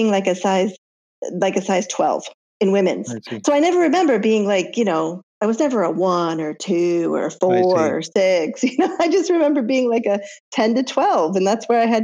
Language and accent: English; Iowa, United States; growing up in Iowa, which is where we grew up